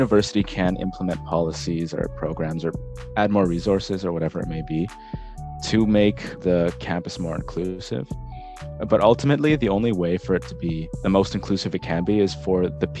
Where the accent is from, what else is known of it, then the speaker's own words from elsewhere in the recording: Lethbridge, Alberta, Canada; moved away as an adult; also born or lived in Calgary; now in Kingston, Canada; I'm originally from Alberta. I was born in Calgary, but I sort of grew up in a smaller city, smaller than Kingston, called Lethbridge. I sort of describe it as a rural city, if that makes sense.